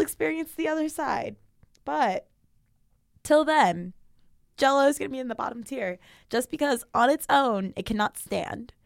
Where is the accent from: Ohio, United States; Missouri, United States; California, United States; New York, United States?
California, United States; Sacramento; I'm not from Central California. I'm from NorCal.